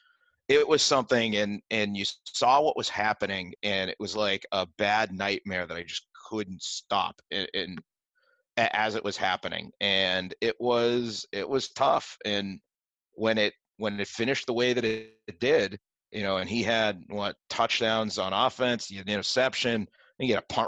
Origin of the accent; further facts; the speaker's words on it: Malden, Massachusetts, United States; I'm from Malden originally, so like I grew up Malden-Everett, big rivals in the GBL.